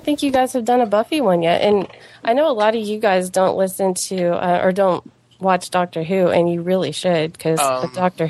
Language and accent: English; Texas, United States; I am from Texas, and I'm close to Fort Worth.